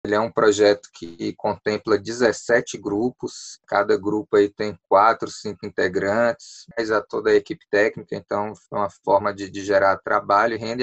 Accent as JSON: {"language": "Portuguese", "town": "Ceilândia", "region": "Federal District", "country": "Brazil", "tie": "born or raised there", "said": "Eu sou ceilandense, nasci em Ceilândia"}